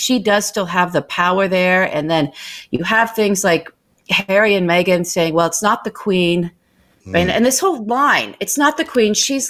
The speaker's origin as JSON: {"language": "English", "country": "Ireland", "said": "I'm Irish. So I like that Irish tree, that guy that sent out."}